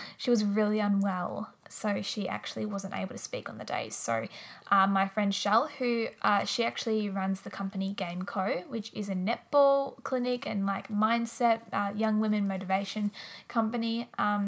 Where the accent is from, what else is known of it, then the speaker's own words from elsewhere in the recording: Wangaratta, Victoria, Australia; also born or lived in Melbourne; my hometown, Wangaratta.